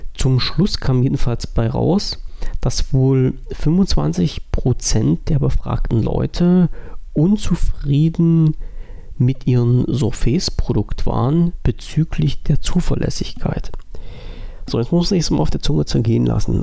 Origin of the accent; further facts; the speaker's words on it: Germany; bei uns in Deutschland